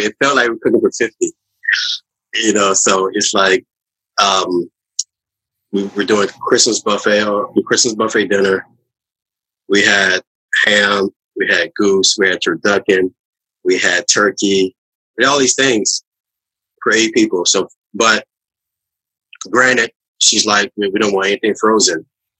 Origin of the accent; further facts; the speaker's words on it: New Orleans, Louisiana, United States; moved away as an adult; also born or lived in Metairie, Louisiana / Atlanta / New York; I'm from the Mecca of food, New Orleans, Louisiana.